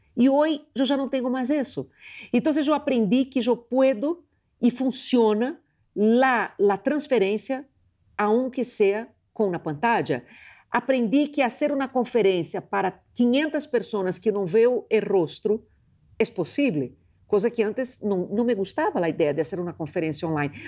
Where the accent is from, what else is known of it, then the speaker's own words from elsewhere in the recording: Rio de Janeiro, Brazil; moved away; eu sou de Rio de Janeiro